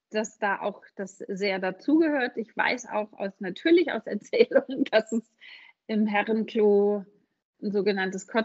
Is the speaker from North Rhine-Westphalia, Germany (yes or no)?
no; Hamburg, Germany; moved away as an adult; ich komme gebürtig aus Hamburg, wie man hört, ähm, und habe da 30 Jahre gelebt finde ich das richtig, und bin nach dem Studium der Liebe wegen nach Süddeutschland gezogen